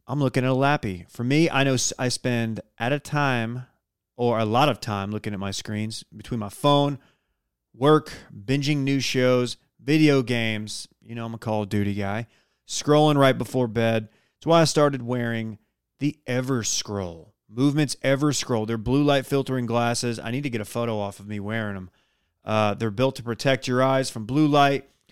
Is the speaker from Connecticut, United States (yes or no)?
no; Dallas, Texas, United States; also born or lived in Austin; I'm from the Dallas area